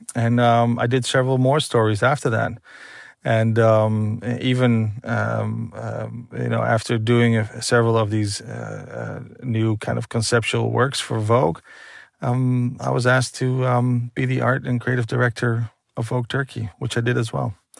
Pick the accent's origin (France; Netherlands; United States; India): Netherlands; born and raised in Holland